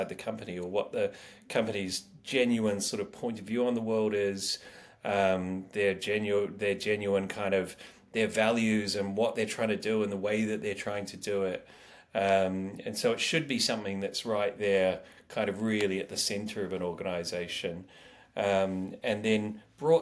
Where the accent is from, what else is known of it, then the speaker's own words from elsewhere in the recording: New Zealand; I'm from New Zealand